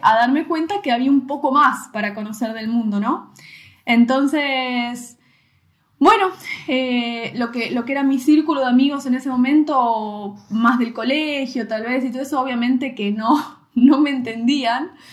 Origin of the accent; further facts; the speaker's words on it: Mar del Plata, Buenos Aires Province, Argentina; moved away as an adult; en el Mar del Plata, la ciudad de donde yo soy, eh, yo viví toda mi vida en la misma casa